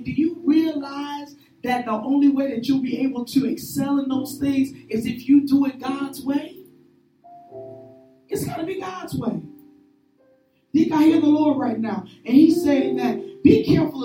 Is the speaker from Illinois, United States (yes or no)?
yes; Chicago, Illinois, United States; I'm from Chicago